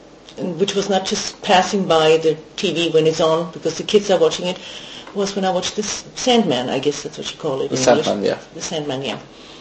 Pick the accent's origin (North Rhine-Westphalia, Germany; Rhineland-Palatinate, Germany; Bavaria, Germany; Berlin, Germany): Bavaria, Germany; Yeah, I grew up in Bavaria.